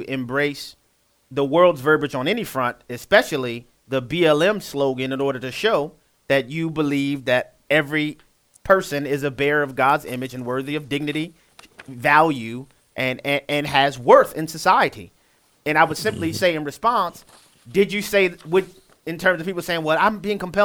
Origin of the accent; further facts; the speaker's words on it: New Orleans, Louisiana, United States; my hometown in New Orleans, Louisiana